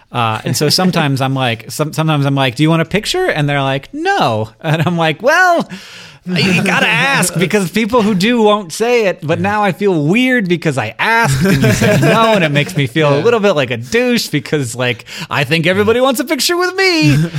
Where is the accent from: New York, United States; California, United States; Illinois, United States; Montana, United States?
Montana, United States; Missoula; I'm from Missoula, Montana, small town.